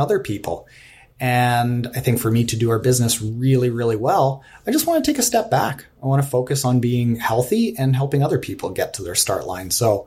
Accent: Canada; I'm from Canada.

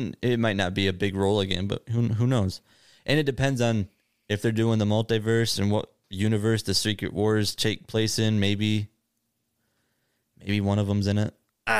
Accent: Wisconsin, United States; I'm from Wisconsin.

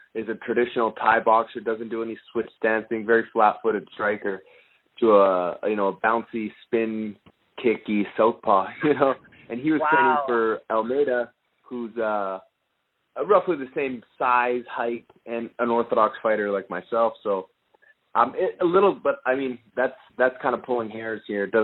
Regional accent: Canada; I'm Canadian

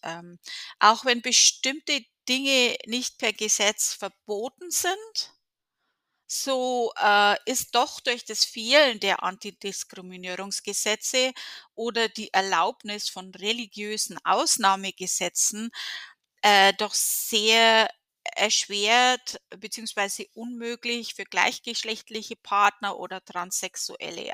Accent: Germany; in der Gegend, wo ich aufgewachsen bin

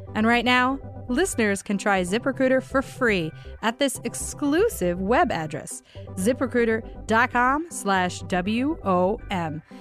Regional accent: Michigan, United States; now in New York, United States; growing up in Michigan

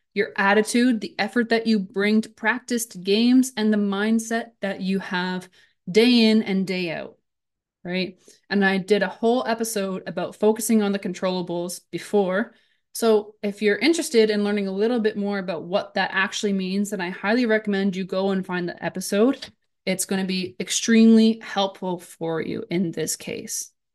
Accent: Brantford, Ontario, Canada; moved away as an adult; also born or lived in Haldimand, Ontario / Stoney Creek, Ontario / eastern Canada / Hungary; now in Germany; I'm from Brantford, Ontario. I played in Brantford until, I think I was maybe fourteen

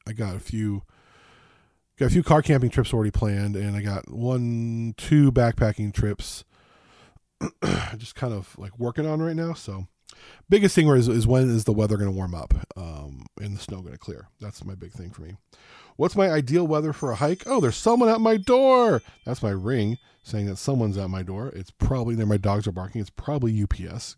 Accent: Las Vegas, Southern California, United States; moved away; I grew up in Southern California, Las Vegas

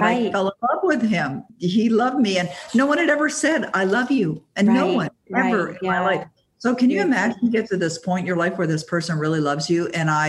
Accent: Toronto, Ontario, Canada; now in Ottawa, Canada; I was 19 years of age, and I was working for a company in Toronto, Ontario. I was born and raised in Toronto, even though I now live in Ottawa.

